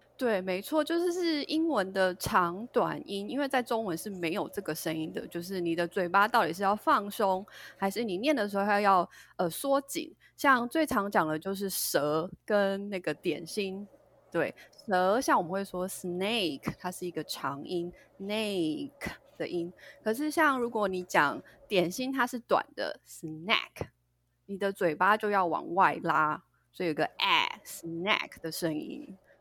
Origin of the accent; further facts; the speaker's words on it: Taiwan; moved away as an adult; also born or lived in United States; 其实我就是跟大家一样，就是土生土长的一个台湾人。那其实我一直是到了，呃，到大学毕业以后，我才到美国念书。那从小到大学这段时间，我其实都是在台湾